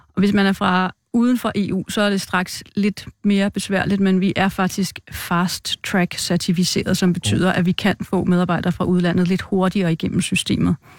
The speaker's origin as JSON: {"language": "Danish", "town": "Viby", "country": "Denmark", "moved": "as an adult", "said": "Oprindeligt er jeg fra Midtjylland, Viby, Sjælland"}